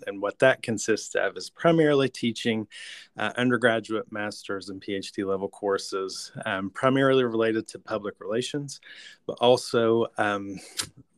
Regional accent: southwestern Virginia, United States; moved away; I am originally from the southwestern tip of Virginia, not to be confused with West Virginia

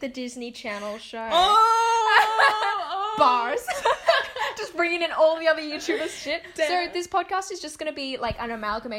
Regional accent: Australia; I don't usually say like I'm Australian Indonesian

